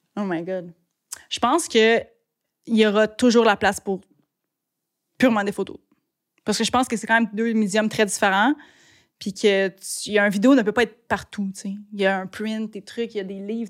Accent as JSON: {"language": "French", "town": "Blainville", "region": "Quebec", "country": "Canada", "tie": "born or raised there", "lives_now": "Sainte-Anne-des-Lacs, Canada", "said": "J'ai grandi à Blainville, en banlieue. Puis là, j'habite à Sainte-Anne-des-Lacs."}